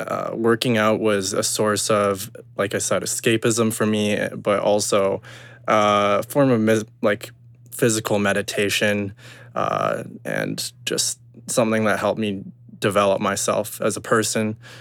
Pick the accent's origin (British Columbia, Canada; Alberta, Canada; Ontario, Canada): British Columbia, Canada; Kelowna; also born or lived in Burnaby, British Columbia; I moved into Kelowna, um, as a, as an older child